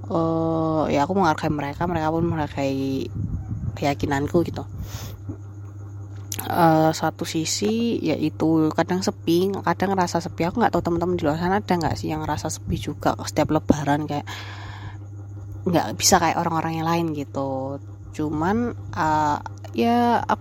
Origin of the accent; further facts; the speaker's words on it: Surabaya, East Java, Indonesia; kita tuh naik bis di kota aku tuh kan jadi ada bis di Surabaya